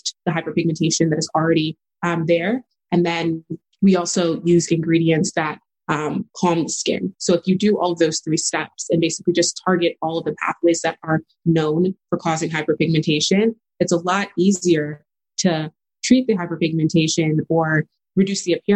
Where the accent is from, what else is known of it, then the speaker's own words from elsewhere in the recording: El Paso, Texas, United States; I grew up in El Paso, Texas. So that's west side of Texas. I'm a first-gen Nigerian daughter of immigrants, born and raised there